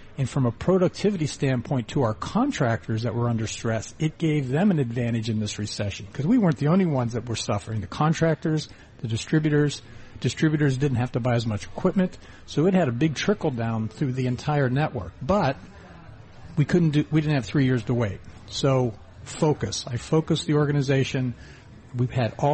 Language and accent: English; Ohio, United States; moved away as an adult; also born or lived in western Pennsylvania; I grew up in Ohio and western Pennsylvania area and drove out west